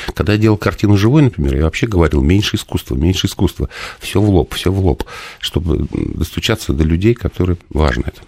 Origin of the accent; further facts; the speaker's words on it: Nizhny Novgorod, Nizhny Novgorod Oblast, Russia; moved away; я из Нижнего Новгорода родом